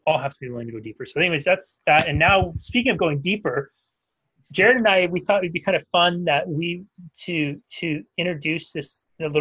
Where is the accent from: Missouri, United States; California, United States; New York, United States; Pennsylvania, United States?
California, United States; Northern; Where I grew up in Northern California